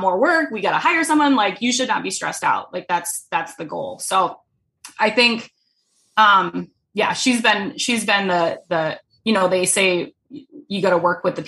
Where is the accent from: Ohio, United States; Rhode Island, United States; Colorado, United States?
Rhode Island, United States; now in Minnesota, United States; I'm from Rhode Island